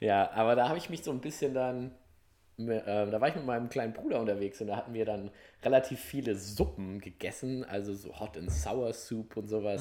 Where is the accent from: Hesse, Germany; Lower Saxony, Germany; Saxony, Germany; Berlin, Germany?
Hesse, Germany; ich bin ja auch gebürtig der Hesse